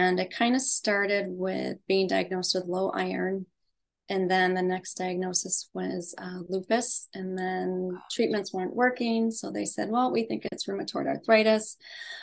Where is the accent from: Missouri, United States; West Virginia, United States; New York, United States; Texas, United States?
New York, United States; Western; I grew up in Western New York in the US